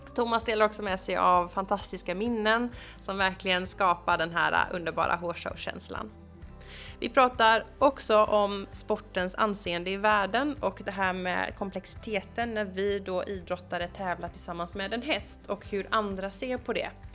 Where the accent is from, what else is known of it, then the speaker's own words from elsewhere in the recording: Gothenburg, Västra Götaland, Sweden; Jag är ju från Göteborg